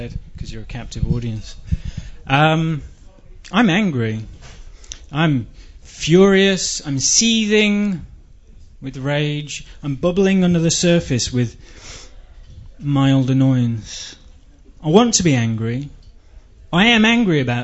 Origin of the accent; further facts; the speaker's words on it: England, United Kingdom; moved away; I'm English